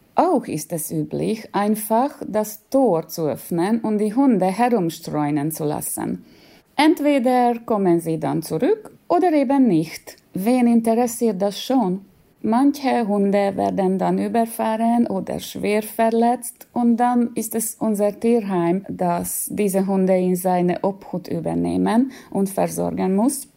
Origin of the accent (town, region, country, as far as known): Hungary